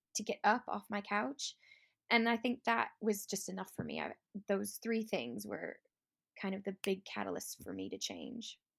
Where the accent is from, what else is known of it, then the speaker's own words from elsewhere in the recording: Chicago, Illinois, United States; moved away as an adult; now in Lake District, United Kingdom; I'm originally from Chicago, but I live in the Lake District and have been for the last sixteen years